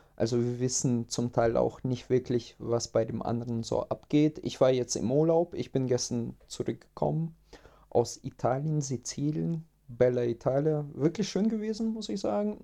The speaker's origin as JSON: {"language": "German", "country": "Russia", "moved": "yes", "lives_now": "Germany", "said": "ich komme ja ursprünglich aus Russland"}